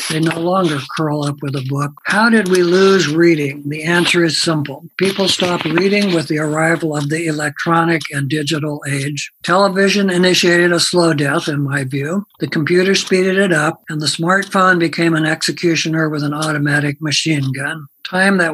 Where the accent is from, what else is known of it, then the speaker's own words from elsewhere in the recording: Pella, Iowa, United States; my hometown of Pella, Iowa